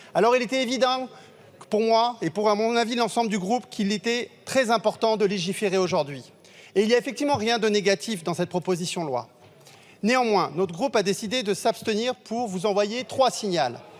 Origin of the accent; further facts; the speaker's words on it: Marseille, Provence-Alpes-Côte d'Azur, France; en tant que Marseillais, connaissant bien la, situation de, de l'habitat qui doit être réhabilité à Marseille